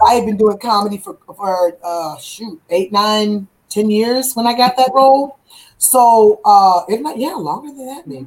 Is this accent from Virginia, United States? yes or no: yes; Virginia, United States; moved away; I had interviews in my hometown of Virginia